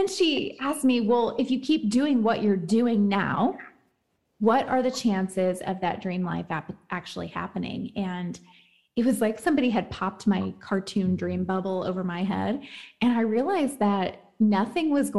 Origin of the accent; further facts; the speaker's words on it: Kentucky, United States; I'm from Kentucky